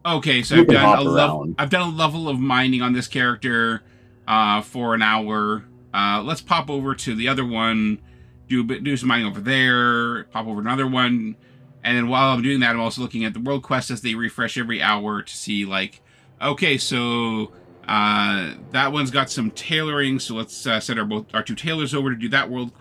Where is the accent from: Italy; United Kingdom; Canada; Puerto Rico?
Canada; being Canadian